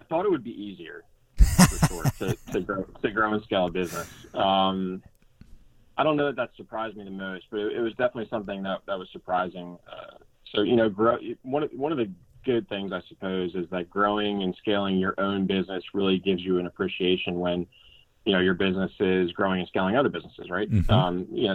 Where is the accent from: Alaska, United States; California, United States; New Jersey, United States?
New Jersey, United States; moved away as an adult; also born or lived in Elon, North Carolina; now in Hilton Head, United States; Originally from New Jersey.